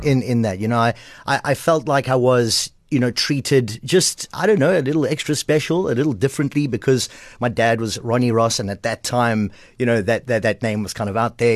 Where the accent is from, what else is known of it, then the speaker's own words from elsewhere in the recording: Port Elizabeth, Eastern Cape, South Africa; I'm from Port Elizabeth, from Kleiberga, P